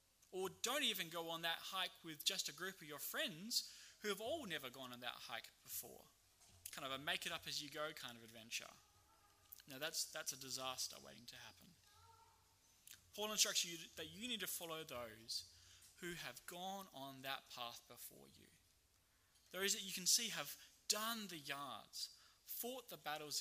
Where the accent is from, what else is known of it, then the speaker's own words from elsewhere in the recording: Australia; as an Australian